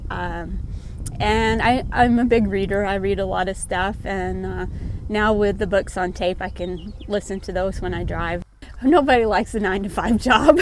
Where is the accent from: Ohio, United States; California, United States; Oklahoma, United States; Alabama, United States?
Oklahoma, United States; moved away as an adult; now in Valentine, Nebraska, United States; Um, I'm from Valentine, Nebraska now. Originally was from Oklahoma, but married a good Sandhills cowboy and ended up here in God's country